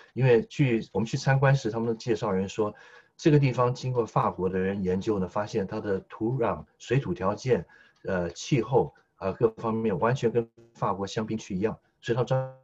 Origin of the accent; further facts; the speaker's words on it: Taiwan; now in Australia; 我先父呢是黑龙江七七哈尔出生，哈尔滨长大，先母是吉林省柳河县长大， 两位东北人在台湾与介生下我们这一代的外省人第二代